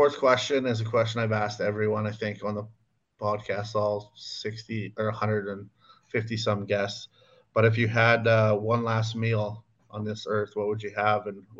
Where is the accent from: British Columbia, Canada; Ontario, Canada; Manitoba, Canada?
Manitoba, Canada; Minnedosa; now in Headingley, Canada; my hometown, Minnedos and Nipawin.